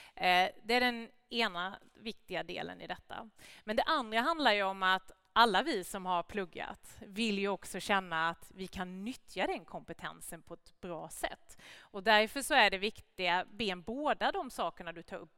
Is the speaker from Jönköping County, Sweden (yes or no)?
yes; Gnosjö, Jönköping County, Sweden; also born or lived in Värnamo; hela det industriklustret som jag kommer ifrån hemma i Gnosjö och Värnamo